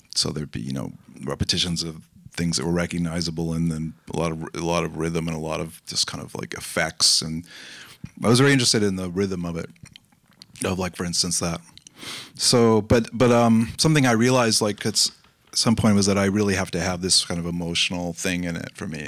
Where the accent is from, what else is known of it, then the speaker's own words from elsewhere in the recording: Los Angeles, California, United States; I grew up in Los Angeles